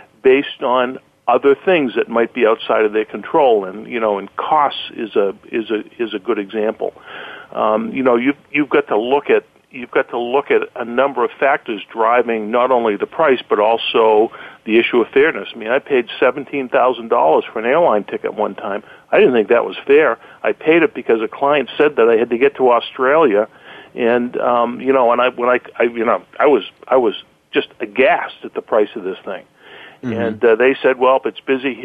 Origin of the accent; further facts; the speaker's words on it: Boston, Massachusetts, United States; accent: Boston; my Boston accent